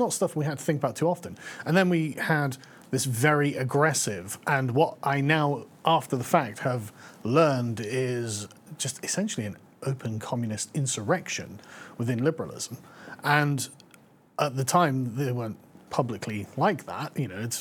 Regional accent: England, United Kingdom; I'm from England

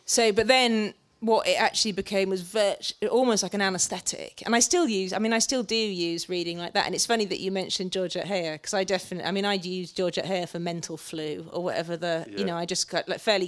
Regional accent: South West England, United Kingdom; born there; And I sounded posh, you know, because I was born in Cornwall and the Irish father and moved around a bit.

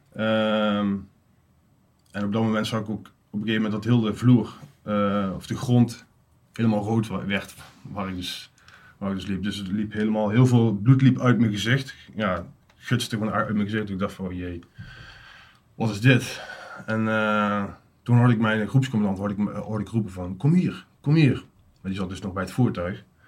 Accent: Uden, North Brabant, Netherlands; 37 jaar, kom uit Uden

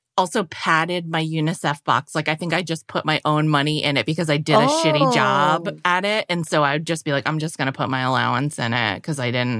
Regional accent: New England, United States; I grew up in New England.

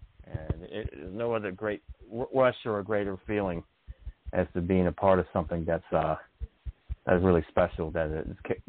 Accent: Canada; being a Canadian

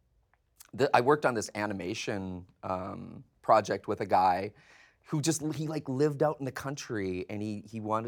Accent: North Dakota, United States; moved away as an adult; also born or lived in Riverside, California; I'm actually from North Dakota.

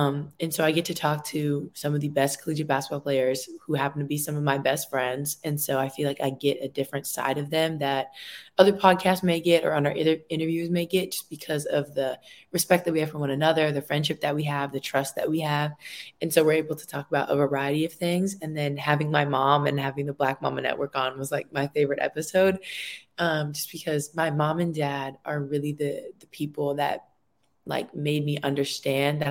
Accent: Santa Cruz, California, United States; I'm from Little Santa Cruz

